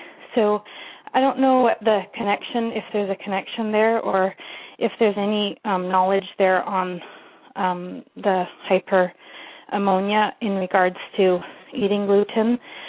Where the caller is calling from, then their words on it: Seattle, Washington, United States; I'm calling from Seattle, Washington.